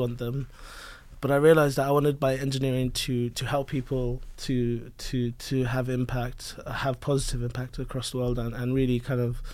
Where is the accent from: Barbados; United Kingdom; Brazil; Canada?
United Kingdom; London; I was born in London, and I was a very curious child. I was kind of born and raised around Indian parents